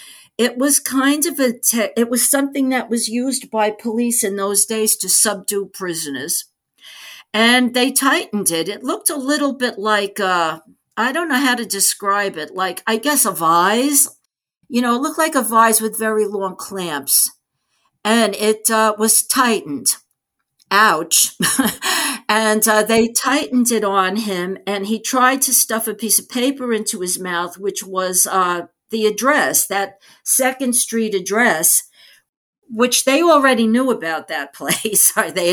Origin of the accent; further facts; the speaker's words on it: New York, United States; as a New Yorker